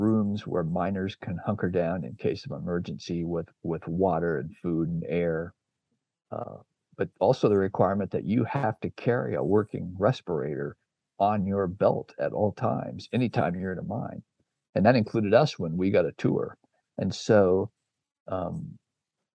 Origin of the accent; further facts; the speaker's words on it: Oregon, United States; now in Boise, United States; I grew up in Oregon and live in Boise